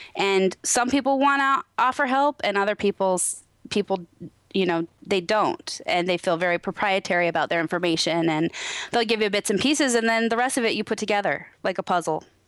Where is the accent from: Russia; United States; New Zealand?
United States; Naches, Washington; now in Moxee, United States; I grew up in Natchez, Washington